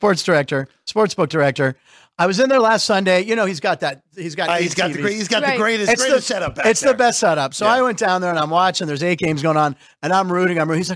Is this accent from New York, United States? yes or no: no; Pittsburgh, Pennsylvania, United States; I'm from Pittsburgh.